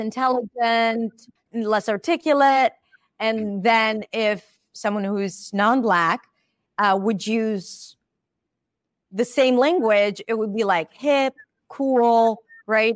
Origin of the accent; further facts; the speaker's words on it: Israel; now in United States; I'm Israeli.